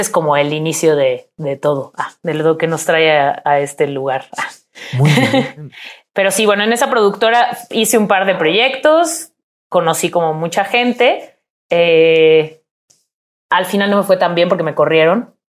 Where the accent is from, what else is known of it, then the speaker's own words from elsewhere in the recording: Puebla, Mexico; moved away as an adult; also born or lived in Mexico City; en mi ciudad. Soy de Puebla.